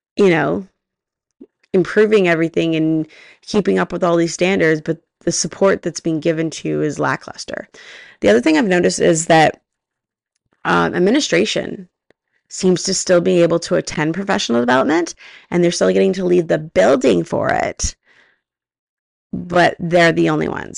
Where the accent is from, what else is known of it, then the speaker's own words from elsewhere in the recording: Canada; I'm Canadian